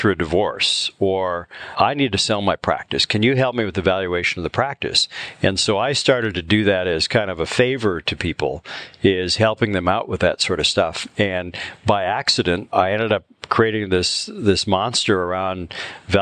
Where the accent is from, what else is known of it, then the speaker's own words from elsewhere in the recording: Upper Peninsula of Michigan, United States; moved away; also born or lived in Chicago; I grew up in the Upper Peninsula of Michigan